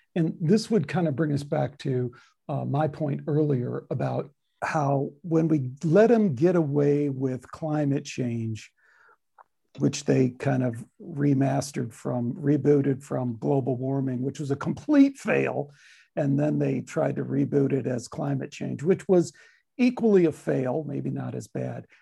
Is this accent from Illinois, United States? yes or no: yes; Chicago, Illinois, United States; I have the Chicago, you know, don't screw with me, don't tell me I'm from Chicago kind of thing